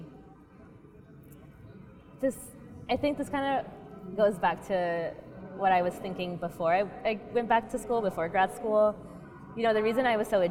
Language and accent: English; North Carolina, United States; moved away; also born or lived in Massachusetts; I'm from North Carolina